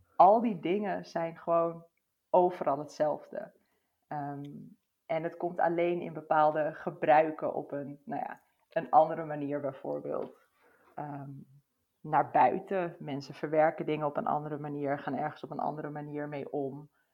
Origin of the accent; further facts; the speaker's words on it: Netherlands; ons als Nederlanders